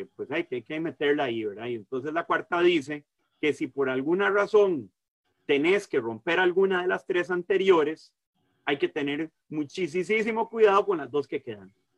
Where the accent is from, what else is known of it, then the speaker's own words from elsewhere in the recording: San José, Costa Rica; also born or lived in Caribbean side of Costa Rica; soy de San José, pues de tener la, oportunidad de criarme, eh, pues de viajando por todo el país con mi papá